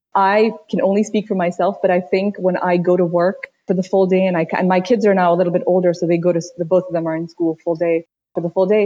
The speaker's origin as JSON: {"language": "English", "town": "Washington", "region": "District of Columbia", "country": "United States", "tie": "born or raised there", "also_born_or_lived": "Uttar Pradesh, India", "said": "my family moved to the DC area when I was quite young. I spent the next 27 years or so living in DC. I went to school there."}